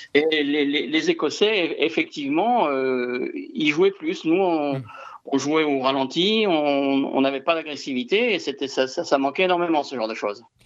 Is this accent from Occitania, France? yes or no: yes; Toulouse, Occitania, France; en tant que Toulousain